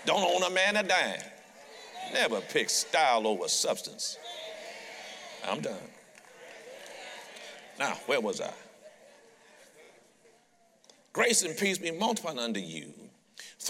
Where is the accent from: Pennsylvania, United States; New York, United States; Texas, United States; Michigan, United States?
Michigan, United States; Detroit; I'm a street kid from Detroit